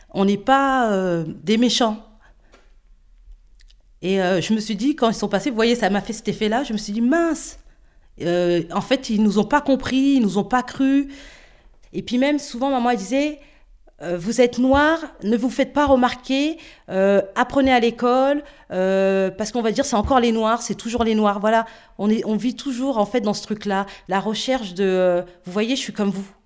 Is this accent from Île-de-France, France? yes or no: yes; Île-de-France, France; now in Villers-Cotterêts, France; Et euh, non seulement on vient de Seine-Saint-Denis, mais en plus de ça, on est noir.